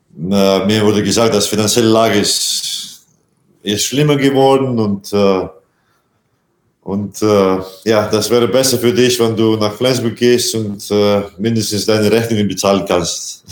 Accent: Latvia; German is a second language; moved away; also born or lived in Iceland; mein Heimat, mein so Vaterland, wie man sagt, und äh, das ist natürlich Lettland

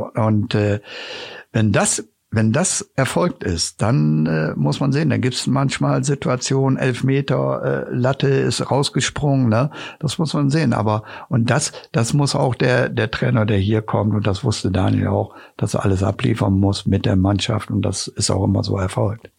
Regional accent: Osnabrück, Lower Saxony, Germany; ich bin dort aufgewachsen am Stadion und kenne die Mentalität der, der Zuschauer auch

